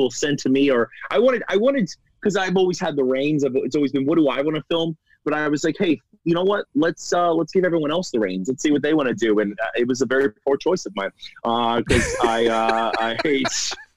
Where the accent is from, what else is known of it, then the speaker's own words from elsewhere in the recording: Florida, United States; I'm actually from Florida